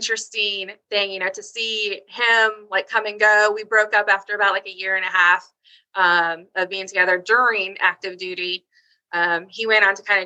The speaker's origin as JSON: {"language": "English", "region": "Southern California", "country": "United States", "also_born_or_lived": "Houston, Texas", "moved": "as an adult", "lives_now": "Chesapeake, United States", "said": "where I'm from is actually Southern California, but we're currently transplanted in Chesapeake, Virginia"}